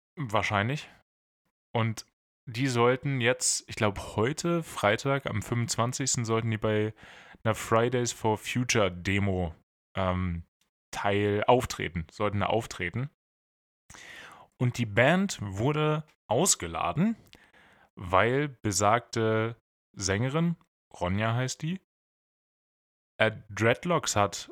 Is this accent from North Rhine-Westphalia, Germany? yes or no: no; Bad Pyrmont, Lower Saxony, Germany; moved away; Leute aus Bad Pyrmont sind erstaunlich viel in den News, also da, wo ich herkomme